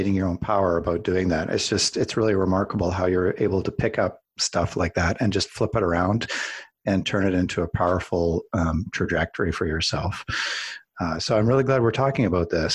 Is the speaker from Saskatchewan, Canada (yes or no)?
no; Calgary, Alberta, Canada; I grew up in Calgary